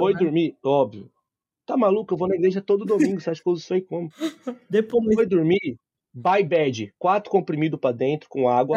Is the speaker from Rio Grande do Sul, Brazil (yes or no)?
no; Osasco, São Paulo, Brazil; Eu sou de Osasco